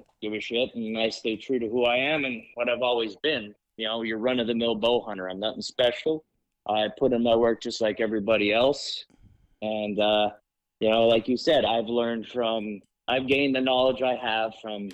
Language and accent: English; Schuylkill County, Pennsylvania, United States; born and raised in Schuylkill County.